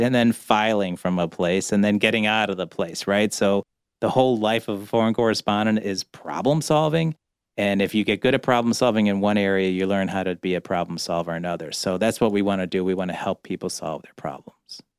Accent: Cleveland, Ohio, United States; also born or lived in Chicago; now in Detroit, United States; I'm from Cleveland. Don't hold it against me. But as a Cleveland kid

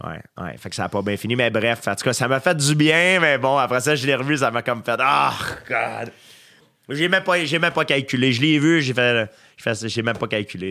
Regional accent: Saint-Isidore, Quebec, Canada; moi, je viens de Saint-Isidore, donc fallait qu'on on avait une longue ride d'autobus à prendre pour se rendre à l'école.

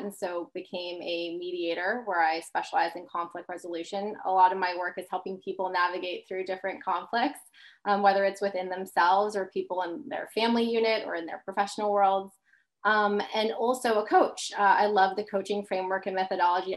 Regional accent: Long Island, New York, United States; grew up in Long Island

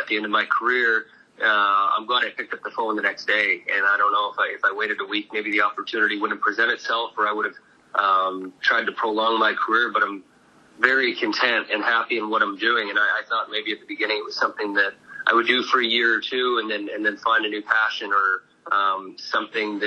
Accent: Canada; moved away; I grew up in Canada

